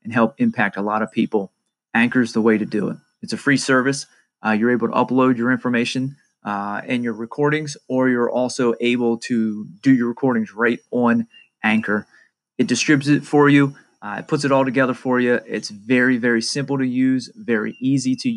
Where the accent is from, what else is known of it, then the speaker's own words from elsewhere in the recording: Pennsylvania, United States; I'm from Pennsylvania